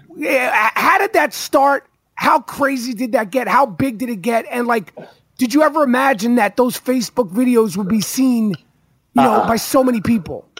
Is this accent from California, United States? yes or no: no; New York, United States; I'm a New Yorker.